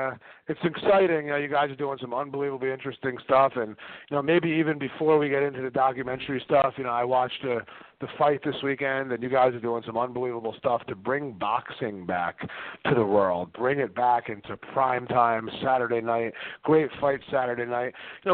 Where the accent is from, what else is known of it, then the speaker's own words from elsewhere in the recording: New Jersey, United States; myself growing up in Jersey and playing hoops